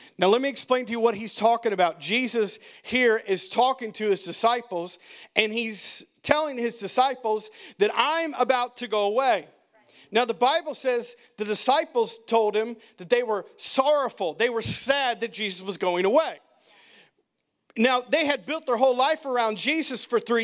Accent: United States; I'm an American.

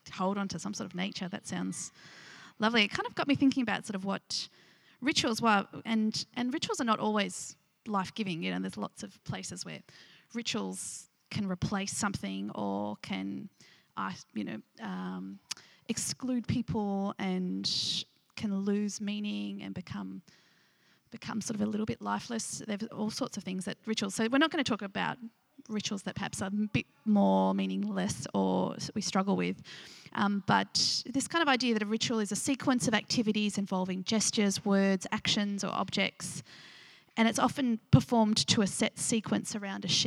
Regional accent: Nunawading, Victoria, Australia; I grew up around the Seventh-day Adventist school in Nunawading

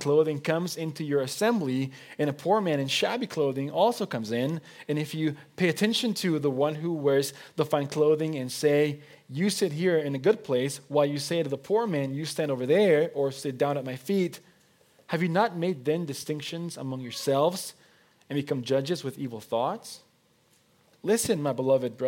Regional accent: Mexico; first language Spanish; English is a second language; moved away as an adult; also born or lived in Oregon, United States; now in United States; I was born and I was raised in Mexico. I'm a Mexican citizen by birth. My first language is Spanish.

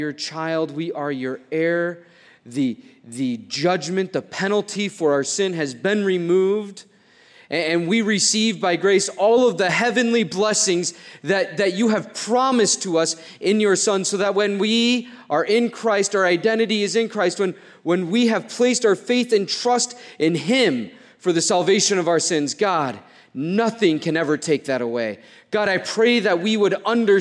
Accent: Mason City, Iowa, United States; Growing up, I grew up in Mason City, not too far from here

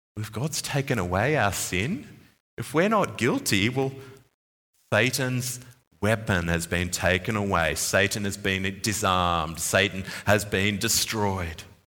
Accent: Sydney, New South Wales, Australia; moved away; my hometown, uh, Sydney

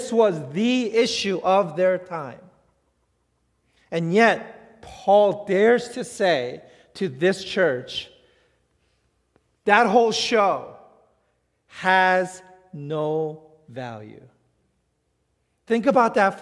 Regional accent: New York City, New York, United States; I grew up in New York City.

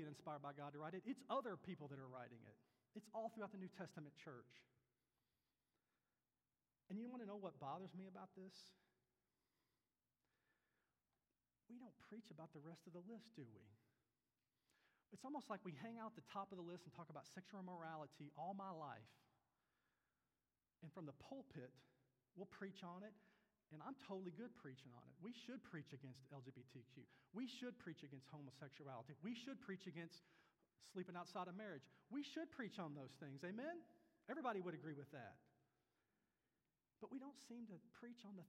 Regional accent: Kentucky, United States; moved away; I was very lucky to grow up in the family I grew up in the church I grew up in back in Kentucky

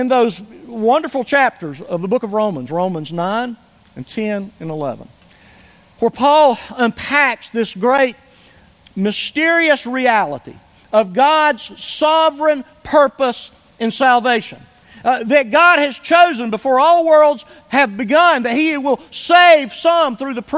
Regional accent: Somerville, United States; moved away; I was able to go up to my hometown, to Somerville, for just an overnight trip

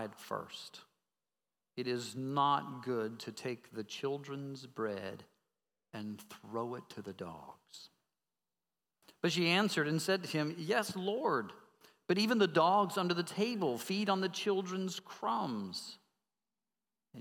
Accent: Colorado Springs, Colorado, United States; I grew up in Colorado Springs. We were mountain men.

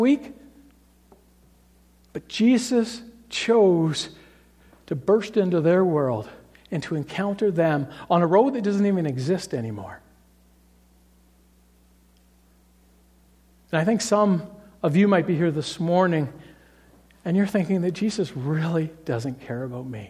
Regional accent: Toronto, Ontario, Canada; I grew up in Toronto

